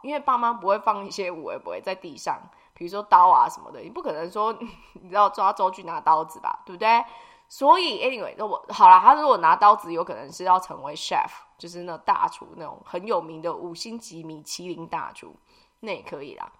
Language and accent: Chinese; Taiwan; 我们台湾人